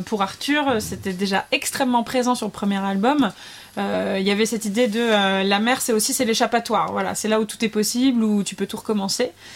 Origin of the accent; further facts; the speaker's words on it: the East, eastern France, France; je viens de l'Est